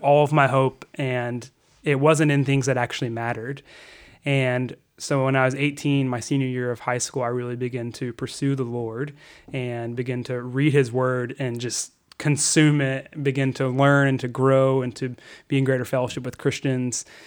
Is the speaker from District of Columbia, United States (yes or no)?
no; Fayetteville, Arkansas, United States; I grew up in Arkansas